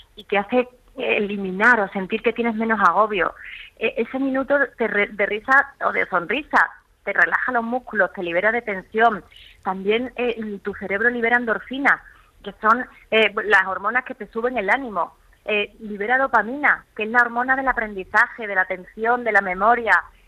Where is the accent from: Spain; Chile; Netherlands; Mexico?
Spain; Málaga, Andalusia; moved away as an adult; now in Madrid, Spain; Aunque me siento malagueña por los cuatro costados, porque Málaga es mi tierra